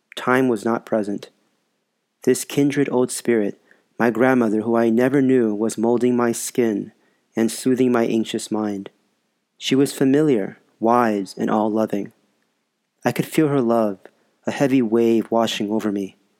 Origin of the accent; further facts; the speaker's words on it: Los Angeles, California, United States; also born or lived in Sun Valley; as I grew up later in the San Fernando Valley